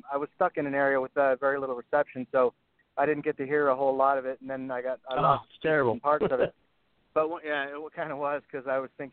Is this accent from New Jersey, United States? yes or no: no; Hawaii, United States; I grew up in Hawaii and surfing and all that kind of stuff.